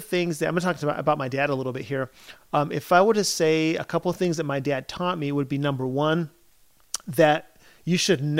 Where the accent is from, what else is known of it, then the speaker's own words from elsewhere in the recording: Chile; For those of you who don't know, I grew up in Chile. I grew up as a missionary in Chile. So we moved there in 1976.